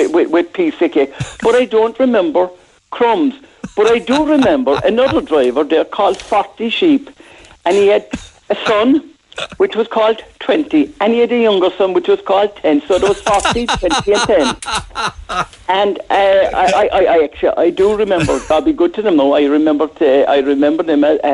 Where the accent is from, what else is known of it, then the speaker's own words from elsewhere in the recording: Cork, Munster, Ireland; I started my life in Blackpool, in Grayton O'Brien Street. I was born in Grayton O'Brien Street